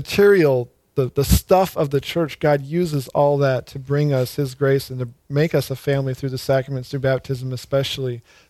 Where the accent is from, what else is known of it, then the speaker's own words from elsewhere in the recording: Jamestown, United States; I grew up in Jamestown